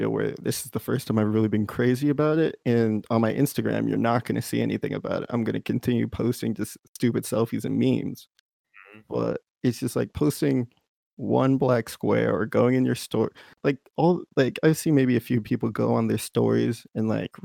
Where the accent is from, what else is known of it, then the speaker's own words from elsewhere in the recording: Texas, United States; I'm from Texas